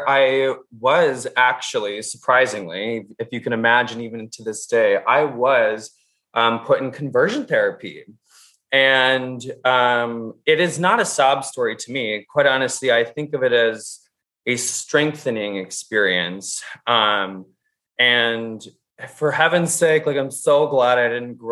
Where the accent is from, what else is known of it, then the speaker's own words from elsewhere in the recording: Minnesota, United States; I'm from the Midwest. I am born and raised Minnesotan.